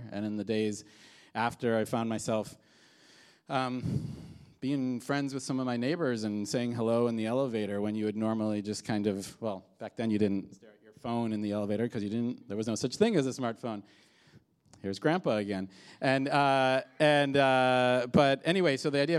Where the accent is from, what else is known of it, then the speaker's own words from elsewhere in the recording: Midwest, United States; now in New York, United States; so I moved from the Midwest to New York and you know, was a few years into this, you know, living in New York.